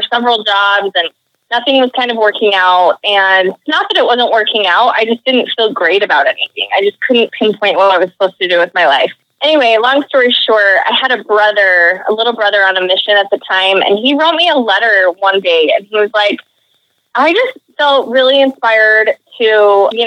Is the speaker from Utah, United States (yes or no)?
yes; Utah, United States; moved away as an adult; also born or lived in New York / East Coast; I grew up in Utah